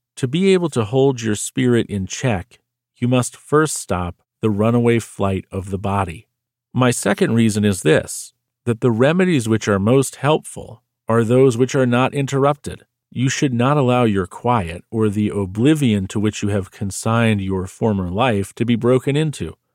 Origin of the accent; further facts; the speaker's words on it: United States; I'm American